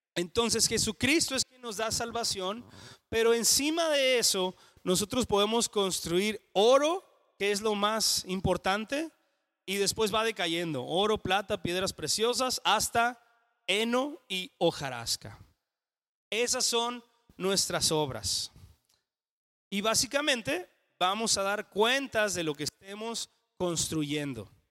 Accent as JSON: {"language": "Spanish", "country": "Mexico", "said": "en español o en mexicano diríamos"}